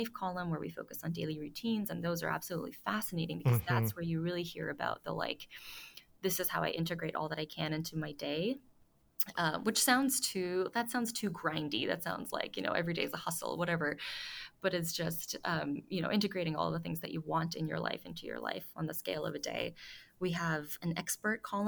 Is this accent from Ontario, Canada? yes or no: yes; Toronto, Ontario, Canada; moved away; I'm about to go to Toronto, my hometown